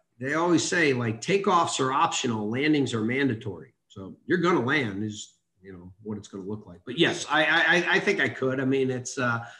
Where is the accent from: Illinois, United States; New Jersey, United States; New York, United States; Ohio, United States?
Illinois, United States; Chicago; moved away as an adult; I grew up in Chicago. My father was a police officer in Chicago. Just on the south side of Chicago